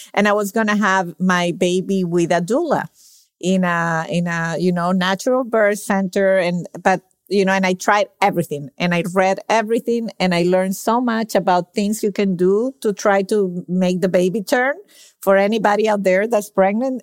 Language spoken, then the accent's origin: English; Venezuela; now in Miami, United States; I'm from Venezuela